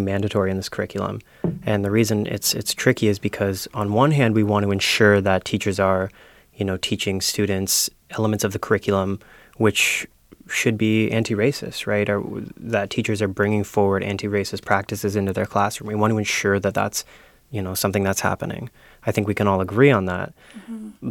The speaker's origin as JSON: {"language": "English", "region": "Ontario", "country": "Canada", "moved": "as an adult", "lives_now": "Prince Edward Island, Canada", "said": "I'm from Ontario originally"}